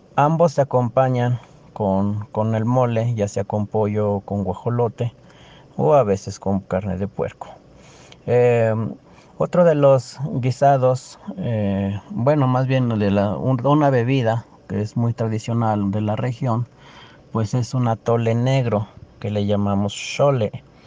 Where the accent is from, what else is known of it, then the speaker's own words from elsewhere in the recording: Teziutlán, Puebla, Mexico; soy de Teciutlán, Puebla